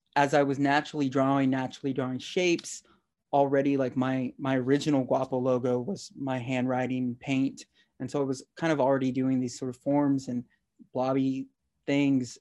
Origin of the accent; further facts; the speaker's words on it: Texas, United States; I'm from Texas